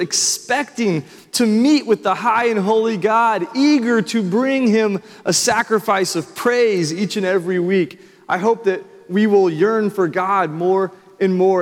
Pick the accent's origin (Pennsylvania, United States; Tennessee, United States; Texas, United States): Tennessee, United States; Franklin; now in Nashville, United States; I grew up in Franklin